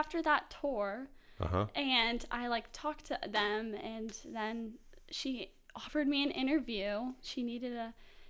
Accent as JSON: {"language": "English", "town": "Houston", "region": "Texas", "country": "United States", "tie": "born or raised there", "said": "I was born and raised in Houston, Texas, so I've been here for a long time. The only time I left was for 2 months, and I came right back."}